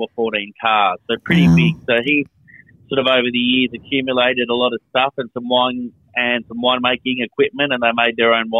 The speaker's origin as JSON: {"language": "English", "town": "Kangarilla", "region": "South Australia", "country": "Australia", "tie": "born or raised there", "also_born_or_lived": "Melbourne, Victoria / Adelaide"}